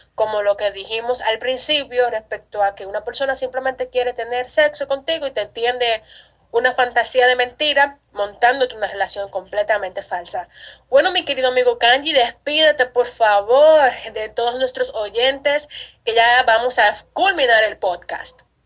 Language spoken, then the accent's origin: Spanish; Dominican Republic; en mi país, República Dominicana